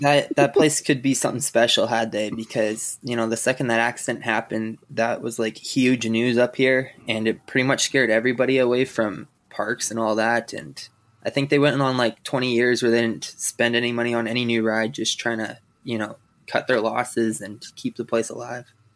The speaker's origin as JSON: {"language": "English", "region": "Saskatchewan", "country": "Canada", "said": "I'm from Saskatchewan"}